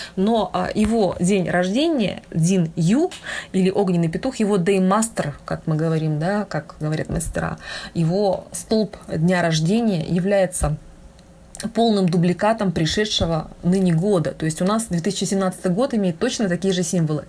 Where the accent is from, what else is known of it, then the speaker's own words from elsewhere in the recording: Lake Baikal, Irkutsk Oblast, Russia; я сама с, с Байкала, с Иркутской области